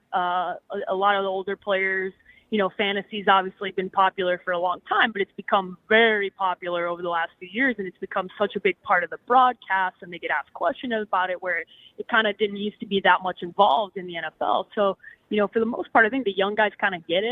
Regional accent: Scottsdale, Arizona, United States; I'm from Scottsdale, Arizona, so it's a little chilly for me here in Atlanta

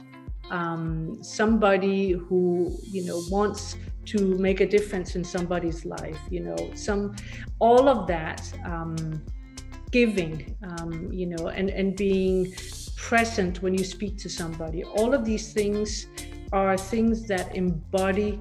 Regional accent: Denmark; moved away; also born or lived in Paris; And I'm originally from Denmark. I grew up over there in a very different sort of set of environment on a farm

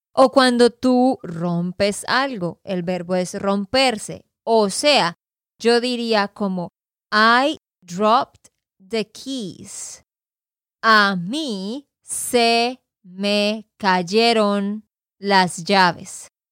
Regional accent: Santander, Colombia; de Santander, Colombia

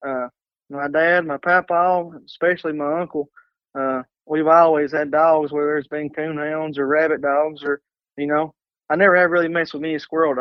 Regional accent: Manchester, Kentucky, United States; now in London, Kentucky, United States; I was born in Manchester, Kentucky, and I live now in London, Kentucky.

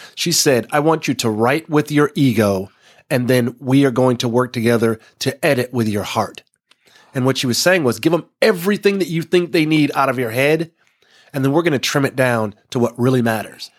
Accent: Texas, United States; growing up in Texas

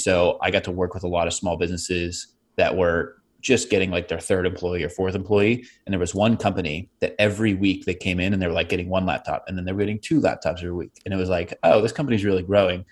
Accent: Pittsburgh, Pennsylvania, United States; I grew up in Pittsburgh. Uh, I mean, we moved around a little bit, but we really settled there when I was five

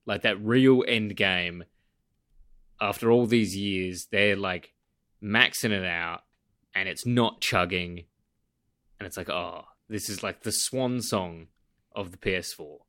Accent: Western Australia, Australia; I travel a lot now back in Western Australia in my home state. I'm not quite in my home city

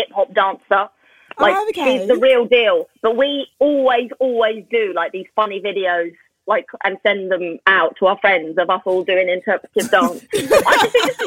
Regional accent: London, United Kingdom; I'm from Lewisham.

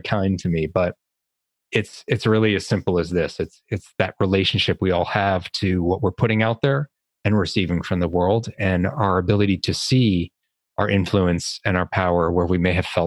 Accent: Boston, Massachusetts, United States; I'm from Boston

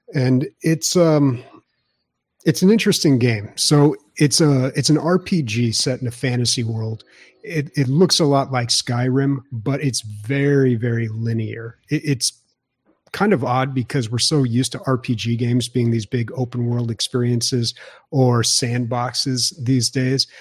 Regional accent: San Diego, California, United States; when you come from the best state and the best city in the U S

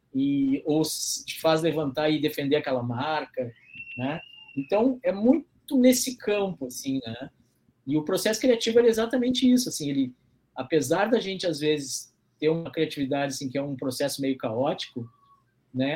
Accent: Porto Alegre, Rio Grande do Sul, Brazil; eu nasci na cidade, né, Porto Alegre, que é a capital do Rio Grande do Sul

